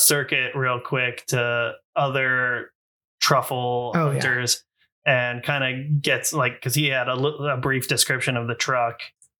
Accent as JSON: {"language": "English", "town": "Portland", "region": "Oregon", "country": "United States", "tie": "born or raised there", "said": "growing up in Portland"}